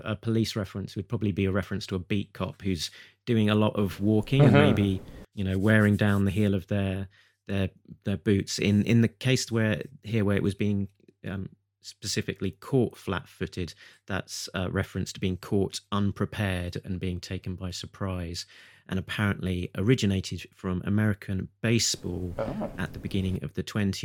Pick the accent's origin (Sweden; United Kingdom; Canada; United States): United Kingdom; being a Brit